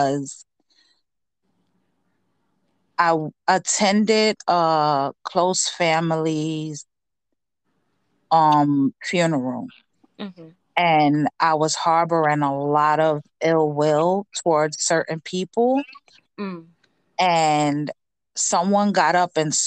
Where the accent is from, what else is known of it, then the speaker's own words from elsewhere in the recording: New York City, New York, United States; also born or lived in Paterson, New Jersey; moved to Spanish Harlem in the house. When I was 4 years old, and I grew up in, you know, the projects all of my life up until a few years ago